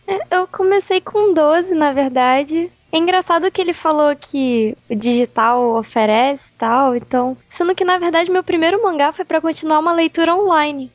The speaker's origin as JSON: {"language": "Portuguese", "region": "Rio de Janeiro", "country": "Brazil", "said": "Eu sou do Rio"}